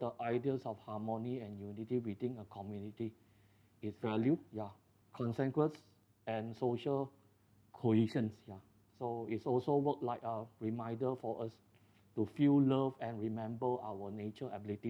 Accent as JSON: {"language": "English", "country": "Malaysia", "said": "as a Malaysian, I think I'm pretty proud of a Malaysian"}